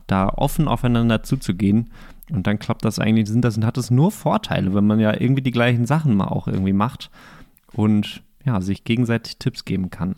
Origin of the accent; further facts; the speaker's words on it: Bochum, North Rhine-Westphalia, Germany; now in Greifswald, Germany; in Bochum, wo ich herkomme